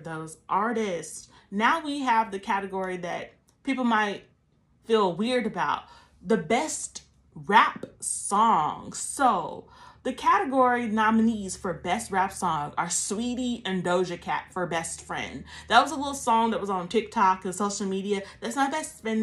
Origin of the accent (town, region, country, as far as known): Columbus, Georgia, United States; born or raised there